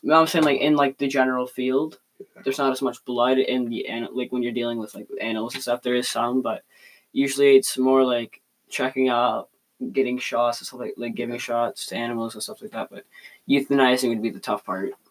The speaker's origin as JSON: {"language": "English", "country": "Canada", "said": "we are from Canada."}